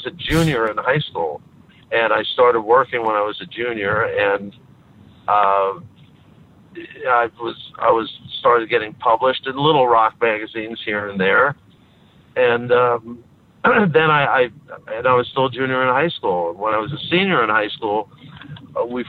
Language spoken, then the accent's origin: English; New York City, New York, United States; I grew up in Queens